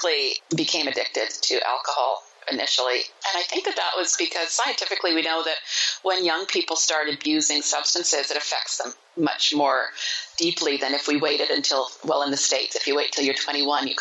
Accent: Montreal, Quebec, Canada; I was born and raised in Montreal, Quebec. I'm a Canadian.

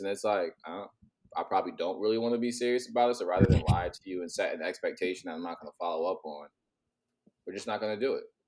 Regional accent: United States; also born or lived in New York / New Jersey; now in San Diego, United States; I'm originally from the East Coast, grew up between New York and New Jersey, but I live kind of everywhere. Right mm-hmm. now, I'm currently in San Diego

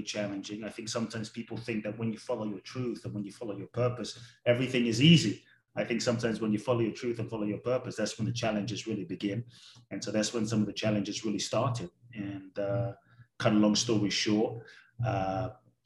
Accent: London, United Kingdom; also born or lived in Ghana; now in United States; I grew up in London. Now I live in the US and Mexico and kind of all over.

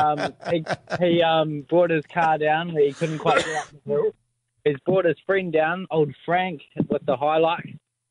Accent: Stratford, Taranaki, New Zealand; We're not really from New Plymouth. We're from Stratford.

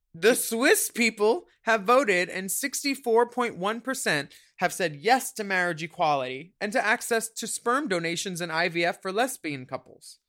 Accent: Philadelphia, Pennsylvania, United States; born or raised there

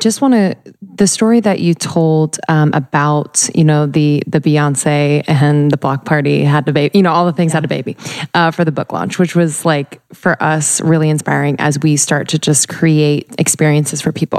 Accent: New Jersey, United States; It's okay. I'm from Jersey too.

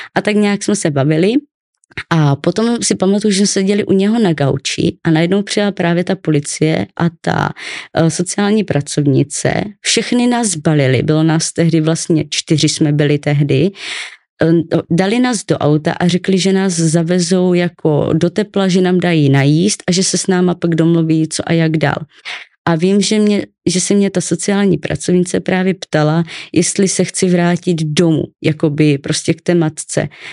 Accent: Ostrava, Moravian-Silesian Region, Czechia; also born or lived in Olomouc; já jsem se narodila v Ostravě

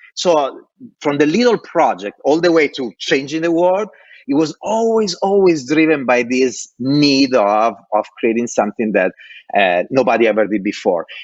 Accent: Italy; born or raised there; English is a second language; moved away as an adult; also born or lived in Dublin

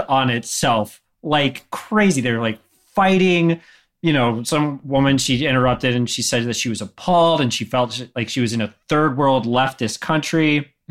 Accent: Greensboro, North Carolina, United States; here in my hometown

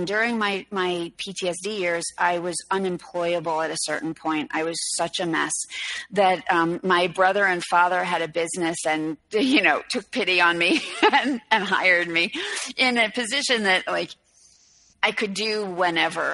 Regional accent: New York City, New York, United States; I'm from New York City and my mom's an artist

